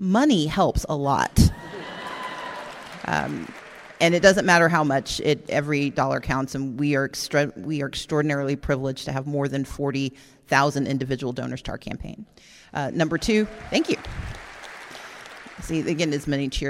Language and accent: English; Mississippi, United States; I'm from Mississippi